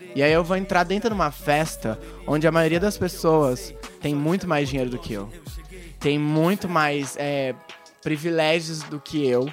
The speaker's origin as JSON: {"language": "Portuguese", "town": "Hortolândia", "region": "São Paulo", "country": "Brazil", "tie": "born or raised there", "moved": "yes", "lives_now": "Americana, Brazil", "said": "eu sou de Hortolândia"}